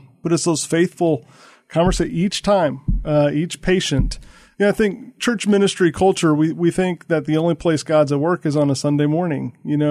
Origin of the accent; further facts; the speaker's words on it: St. Louis, Missouri, United States; I'm not originally from the South. I'm from St. Louis, but I've lived a little bit everywhere.